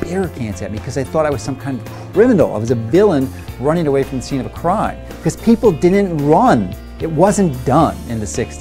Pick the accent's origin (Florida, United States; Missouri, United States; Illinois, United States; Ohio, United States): Illinois, United States; Chicago; I grew up in Chicago